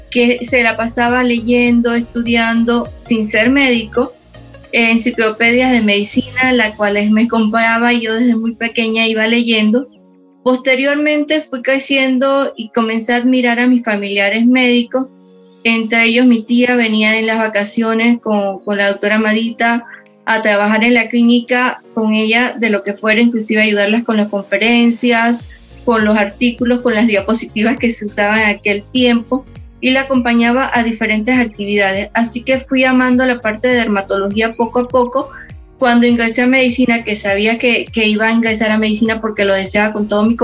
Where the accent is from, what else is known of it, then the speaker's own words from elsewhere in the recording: Panama; also born or lived in Sao Paulo, Brazil; panameña, 47 años, casada con un hijo adolescente